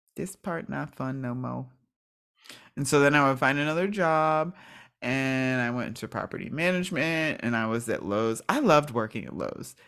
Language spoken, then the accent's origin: English; New Kensington, Pennsylvania, United States; I am originally from Pittsburgh, Pennsylvania, and, well, it's a small town called New Kensington